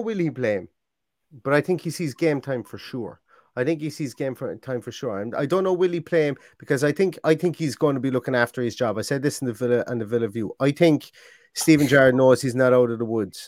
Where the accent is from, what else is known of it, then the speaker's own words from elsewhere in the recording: Limerick, Munster, Ireland; I'm from Limerick